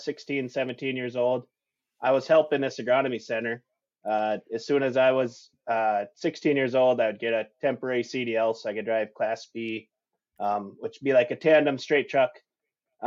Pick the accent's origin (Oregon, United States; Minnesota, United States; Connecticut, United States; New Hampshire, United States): Minnesota, United States; Kensington; I'm from Kensington, Minnesota, little mm-hmm. town, 300 people, west central Minnesota, born and raised dairy farmer.